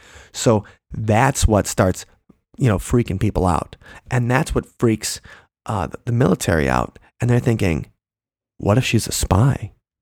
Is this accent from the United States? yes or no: yes; Long Island, New York, United States; I'm from Long Island.